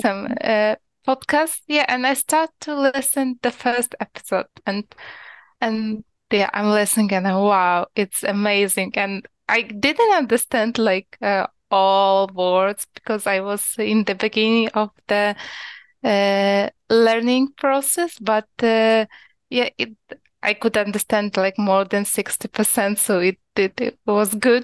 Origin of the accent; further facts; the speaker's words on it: Ukraine; English is a second language; moved away as an adult; now in Poland; originally I'm from Ukraine, but right now I'm living in Poland for the last five years.